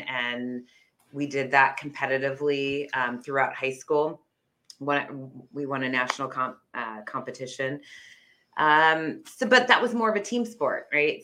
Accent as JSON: {"language": "English", "town": "Fremont", "region": "California", "country": "United States", "tie": "born or raised there", "said": "I was born in the Bay Area. I actually born in Fremont"}